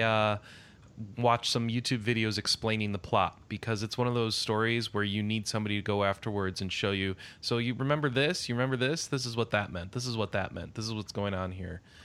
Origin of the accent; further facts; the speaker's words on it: United States; I'm from America